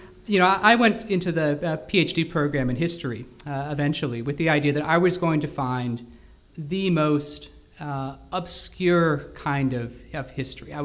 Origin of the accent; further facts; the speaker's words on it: Houston, Texas, United States; moved away as an adult; also born or lived in Scotland; I grew up in Houston, Texas.